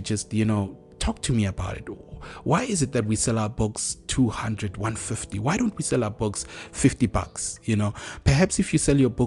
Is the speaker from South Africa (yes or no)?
yes; South Africa; us as South African authors